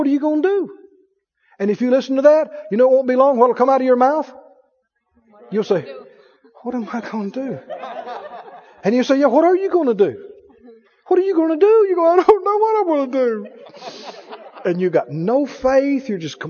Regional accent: Mississippi, United States; I know Arkansas people will understand that. I'm from Mississippi.

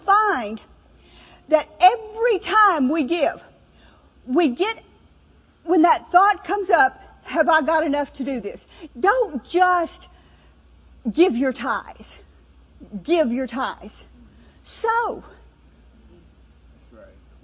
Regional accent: New Orleans, Louisiana, United States; moved away; also born or lived in Mississippi; I'm from the South, you know, New Orleans

